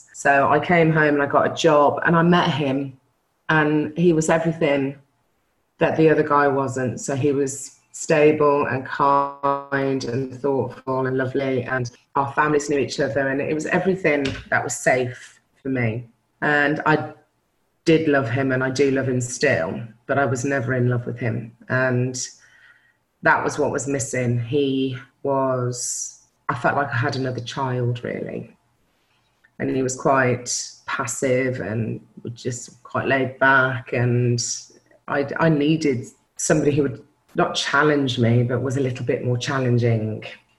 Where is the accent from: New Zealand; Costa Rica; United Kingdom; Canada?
United Kingdom; Newcastle, North East England; also born or lived in Belgium; So I was born in Belgium, army parents. So I spent first 8 years of my life abroad, moved to Newcastle, where all my family are Geordies, and lived with my mum and dad and my brother.